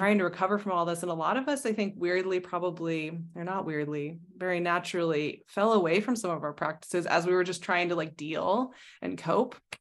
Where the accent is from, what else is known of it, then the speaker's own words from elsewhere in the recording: Arizona, United States; now in Stockholm, Sweden; I come from Arizona